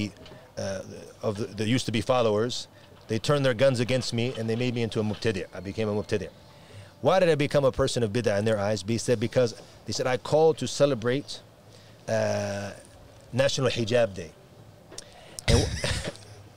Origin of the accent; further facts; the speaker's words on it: United States; moved away; also born or lived in Ireland; my lineage is Irish, even though I grew up in America